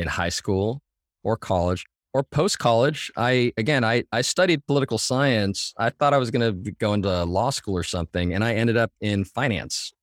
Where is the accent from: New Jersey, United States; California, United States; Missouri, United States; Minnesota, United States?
California, United States; Mission Viejo; Southern California, in Orange